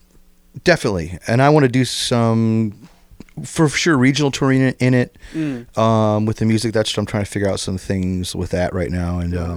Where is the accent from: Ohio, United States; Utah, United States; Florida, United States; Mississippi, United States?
Ohio, United States; Toledo; I grew up in West Toledo. Oh, and went to West Side. Went to Longfellow's, went to DeVoe Junior High, start high school, and then went to the University of Toledo.